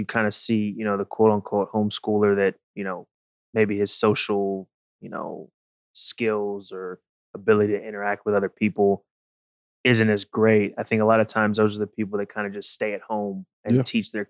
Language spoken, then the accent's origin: English; Houston, Texas, United States; so I grew up, I was born in Houston, Texas. Mm-hmm. We kind of moved around because of my dad's job. But mainly we're kind of settled in Texas.